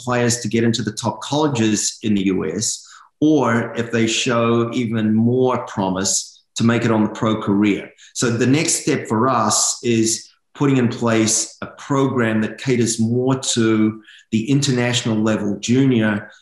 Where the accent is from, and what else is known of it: New Zealand; now in Southern California, United States